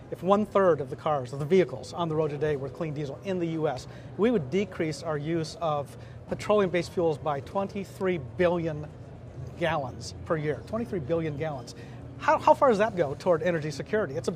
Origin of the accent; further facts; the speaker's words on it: Louisiana, United States; I'm from Louisiana.